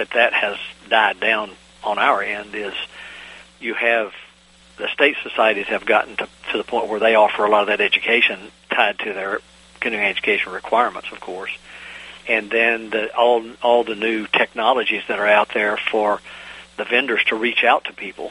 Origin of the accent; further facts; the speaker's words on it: Virginia, United States; also born or lived in North Carolina; I grew up on the Virginia-North Carolina border